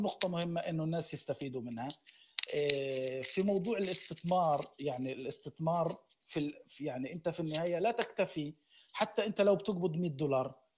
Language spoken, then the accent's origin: Arabic; Gaza, Gaza Strip, Palestine; انا من غزه